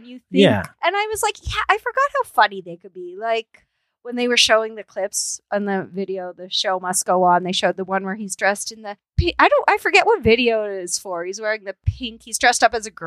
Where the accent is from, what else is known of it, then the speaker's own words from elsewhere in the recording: Canada; we're Canadian